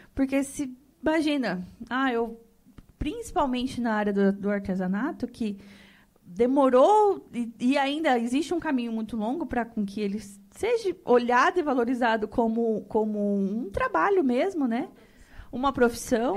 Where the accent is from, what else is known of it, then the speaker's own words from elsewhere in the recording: Rondonópolis, Mato Grosso, Brazil; eu nasci nessa terra.